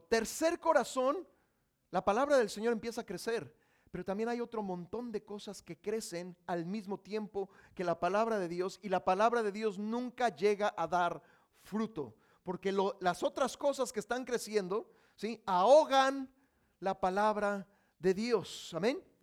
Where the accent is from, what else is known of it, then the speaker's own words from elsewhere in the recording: Mexico; Yo soy mexicano